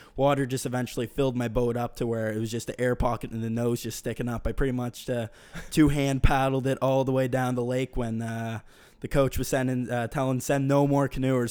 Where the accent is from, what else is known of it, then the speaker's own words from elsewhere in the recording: Bedford, Nova Scotia, Canada; I'm from Bedford.